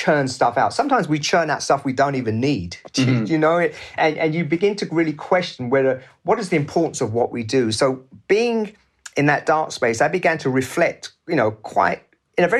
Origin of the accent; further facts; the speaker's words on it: England, United Kingdom; also born or lived in Pakistan; a person of colour growing up in England in the 60s